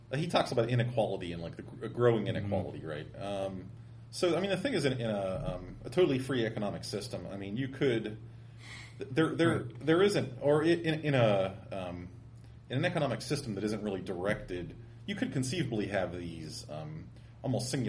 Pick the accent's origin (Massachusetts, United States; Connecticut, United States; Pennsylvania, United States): Pennsylvania, United States; Pittsburgh; I grew up in Pittsburgh